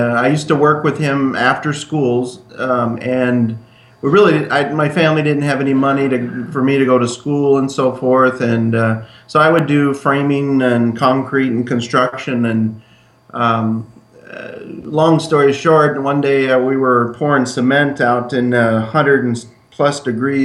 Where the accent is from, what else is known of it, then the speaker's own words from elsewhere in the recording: Yucca Valley, California, United States; moved away as an adult; also born or lived in Lake Havasu City, Arizona; I grew up in a small town called Yucca Valley, California, just above Palm Springs